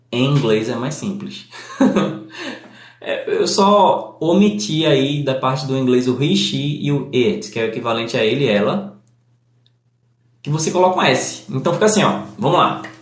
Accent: Northeast Region, Brazil; por exemplo, você deve perceber, sou do Nordeste e, e eu estou buscando falar de modo que o meu sotaque não chame mais atenção do que o conteúdo.

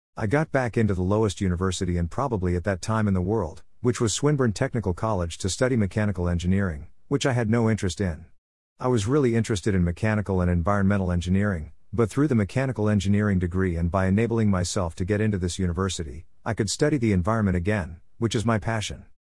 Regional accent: Australia; I'm an Australian

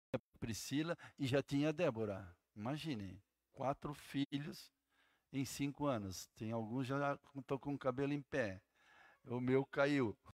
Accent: Jaraguá do Sul, Santa Catarina, Brazil; moved away; also born or lived in Blumenau; Sou de Jaraguá do Sul, né? Gente é ali de Santa Catarina, morei muitos anos em Blumenau

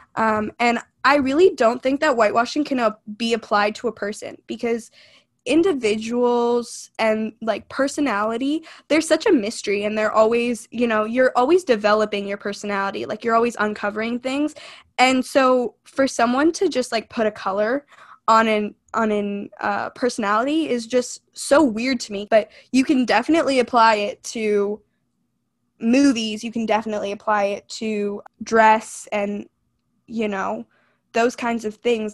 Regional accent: United States; I feel that I'm almost more American than I am Indian

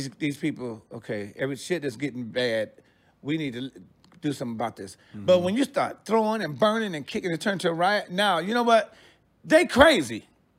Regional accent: Detroit, Michigan, United States; also born or lived in New York / Los Angeles; now in Sacramento, United States; I'm from Detroit. I lived in New York for like 6 years. I went to L.A. I lived there for like 7 years.

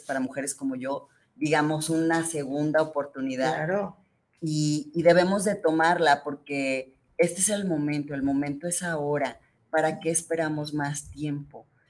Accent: Guadalajara, Jalisco, Mexico; yo soy originaria de aquí, de Guadalajara, Jalisco

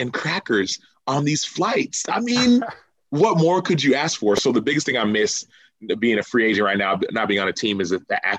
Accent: Dallas, Texas, United States; moved away as an adult; now in Chicago, United States; I'm a Texan, bro. You got to understand. I'm got a Dallas area code, 214. Got Texas plates, Texas driver's license

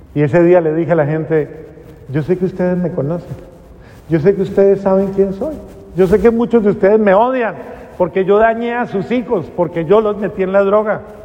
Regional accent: Cali, Valle del Cauca, Colombia; yo soy caleña

